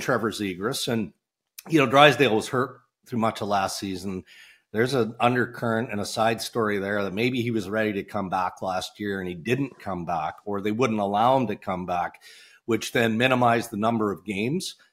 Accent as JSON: {"language": "English", "region": "Saskatchewan", "country": "Canada", "tie": "born or raised there", "said": "growing up in Saskatchewan"}